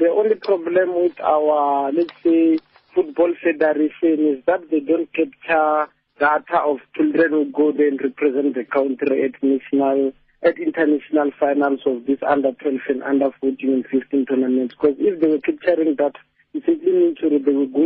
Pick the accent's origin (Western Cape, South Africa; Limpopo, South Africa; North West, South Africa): Limpopo, South Africa; Musina; I'm from Messina. I was born in Messina and raised in Messina.